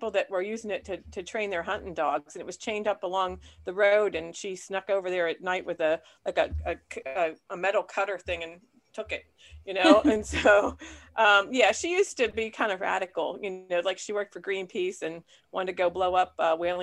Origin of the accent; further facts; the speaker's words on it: Punxsutawney, Pennsylvania, United States; I'm from Punxsutawney, Pennsylvania.